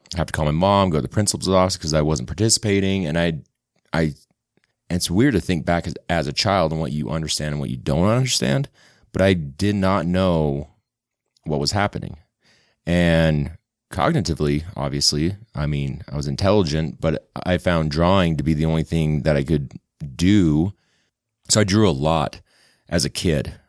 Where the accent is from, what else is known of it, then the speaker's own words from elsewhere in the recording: West Valley City, Utah, United States; also born or lived in St. George, Utah / Sugar House, Salt Lake City, Utah; I grew up in West Valley and then went to college in Saint George at Dixie